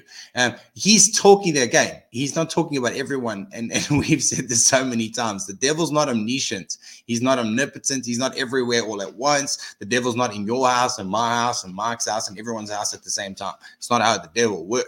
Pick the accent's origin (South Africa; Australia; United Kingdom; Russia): South Africa; as a South African